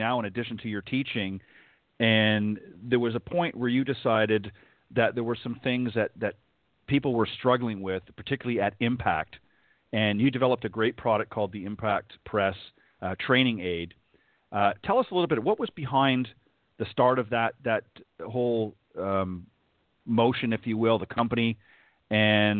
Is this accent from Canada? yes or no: yes; Canada; moved away; I'm originally from Canada